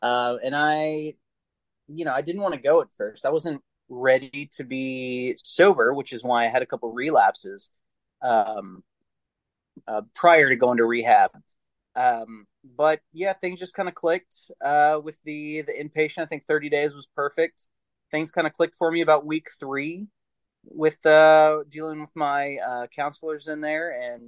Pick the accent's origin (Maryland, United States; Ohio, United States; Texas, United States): Texas, United States; now in San Diego, United States; I'm originally from Texas. My dad was military, and I'm in military now. So I've kind of lived all over the country and in Europe for a while, in Germany.